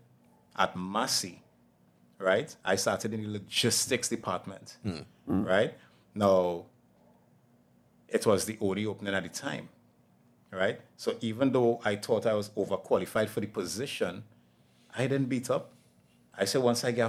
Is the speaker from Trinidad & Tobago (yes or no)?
yes; Laventille, Trinidad & Tobago; I was born and raised in Laventille